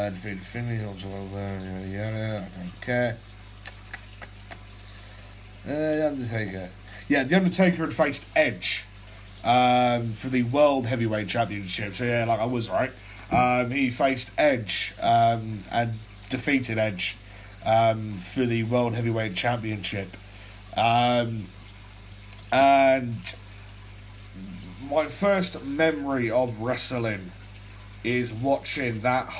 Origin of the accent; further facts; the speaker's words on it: England, United Kingdom; I'm a 17-year-old Brit, right? I'm from England